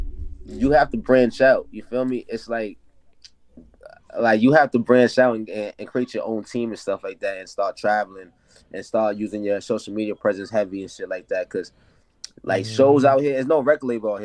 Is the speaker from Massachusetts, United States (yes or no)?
yes; Boston, Massachusetts, United States; I'm from JP, so that's Jamaican Plains in Boston